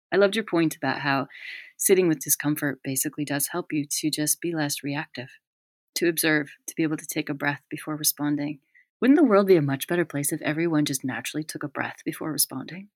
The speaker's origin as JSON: {"language": "English", "country": "United States", "also_born_or_lived": "United Kingdom", "moved": "as an adult", "said": "I've always been the American in Britain for years"}